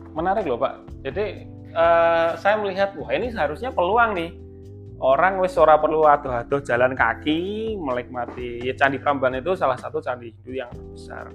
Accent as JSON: {"language": "Indonesian", "town": "Klaten", "region": "Central Java", "country": "Indonesia", "said": "saya kan sebagai warga Klaten"}